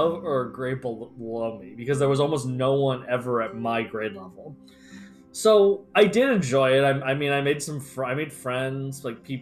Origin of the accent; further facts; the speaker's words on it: United States; I'm American